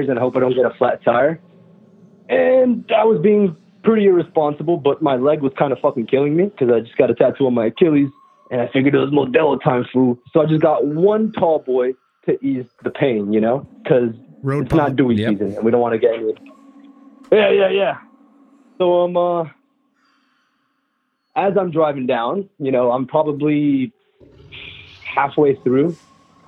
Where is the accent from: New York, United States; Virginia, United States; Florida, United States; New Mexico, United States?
Florida, United States; Miami; I am from Miami.